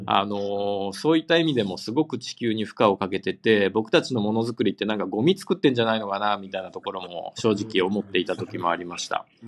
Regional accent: Amagasaki, Hyogo, Japan; moved away as an adult; now in Tokyo, Japan; 尼崎で育ちました

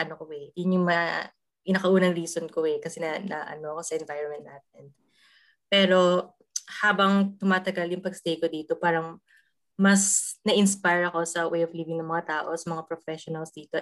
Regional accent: Ilocano, Ilocos Region, Philippines; moved away as an adult; now in Europe; as a Ilocana kasi ako

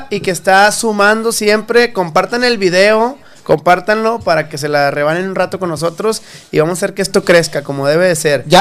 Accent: Monterrey, Nuevo León, Mexico; born there; yo soy nacido en Monterrey.

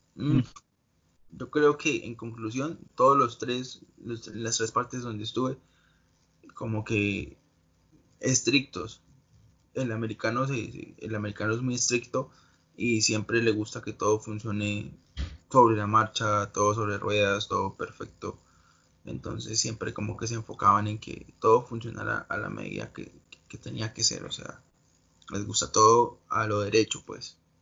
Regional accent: Colombia; now in United States; Yo, soy colombiano y espero en unos, en unos tres años poder volver a Colombia

